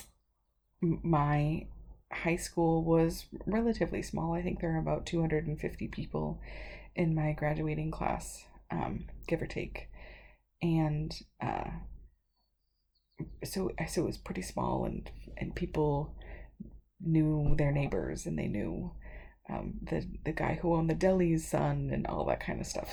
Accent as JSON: {"language": "English", "region": "Connecticut", "country": "United States", "tie": "born or raised there", "also_born_or_lived": "New York", "moved": "as an adult", "said": "I am originally from Connecticut, and I went to high school out in Connecticut"}